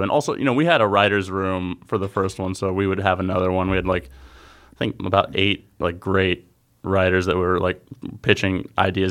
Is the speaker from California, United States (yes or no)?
no; Jacksonville, Florida, United States; I'm from Jacksonville, Florida